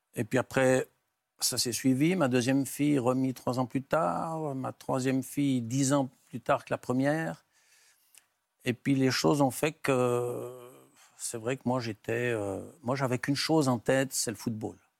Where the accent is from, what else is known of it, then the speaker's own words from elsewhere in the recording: Valais, Switzerland; chez nous en Suisse